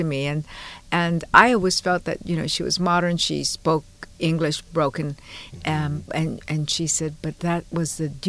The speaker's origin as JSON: {"language": "English", "town": "Honolulu", "region": "Hawaii", "country": "United States", "tie": "born or raised there", "also_born_or_lived": "Fresno, California / Chicago", "moved": "as an adult", "lives_now": "San Francisco, United States", "said": "Born and raised in Honolulu."}